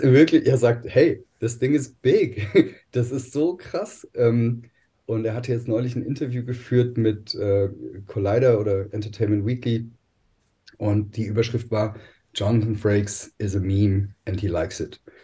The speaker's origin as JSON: {"language": "German", "country": "Germany", "said": "bei uns in Deutschland"}